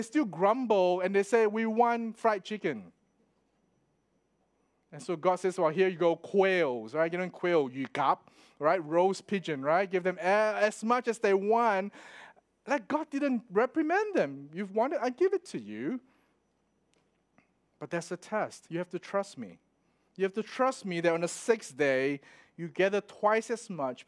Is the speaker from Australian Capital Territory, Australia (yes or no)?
no; Melbourne, Victoria, Australia; I'm from Melbourne